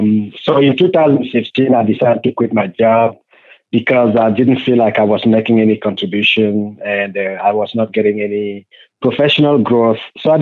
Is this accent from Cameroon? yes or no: yes; Cameroon; I was born in Cameroon, Africa.